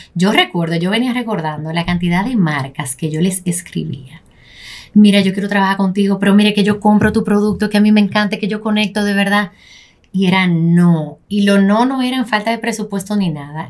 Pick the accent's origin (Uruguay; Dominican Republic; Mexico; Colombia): Dominican Republic; Santo Domingo, Distrito Nacional; also born or lived in Los Mameyes, Santo Domingo Este; nacimos en Los Mameyes, eso de aquel lado del puente, no sé si han cruzado por ahí. Me quedé ahí hasta mis seis años. Luego de eso nos fuimos a Ensanche la Fe